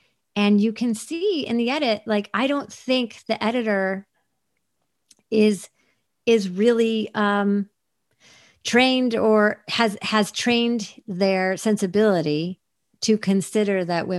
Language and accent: English; East Coast, United States; the only LA that I knew growing up on the East Coast